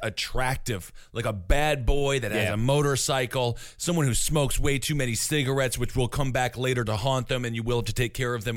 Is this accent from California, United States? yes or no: no; Wisconsin, United States; I'm from Wisconsin. We don't have an accent